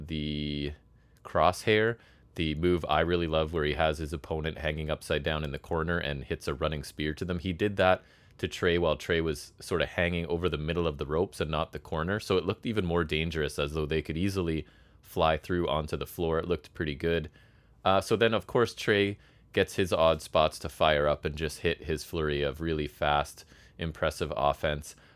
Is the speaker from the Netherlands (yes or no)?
no; Canada; I'm a Canadian person